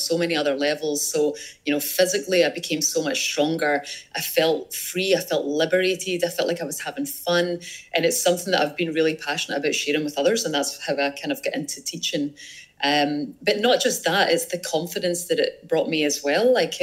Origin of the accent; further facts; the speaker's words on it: Scotland, United Kingdom; I'm from Scotland.